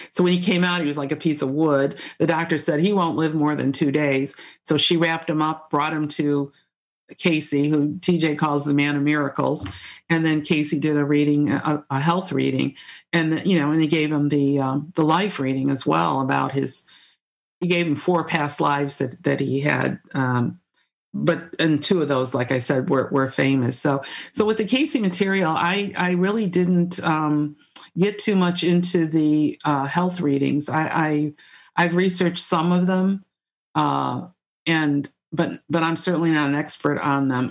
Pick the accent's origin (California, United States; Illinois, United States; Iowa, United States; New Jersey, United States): Illinois, United States; Chicago; moved away as an adult; now in Charlottesville, United States; I grew up in the Chicago area, I moved to Charlottesville in 1995